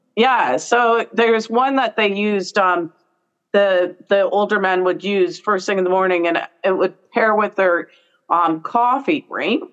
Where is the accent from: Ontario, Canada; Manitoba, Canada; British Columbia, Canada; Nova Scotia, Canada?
Ontario, Canada; Brantford; I'm from Brantford. So as a kid, my parents used to take us down to the Brantford Farmers mm-hmm. Market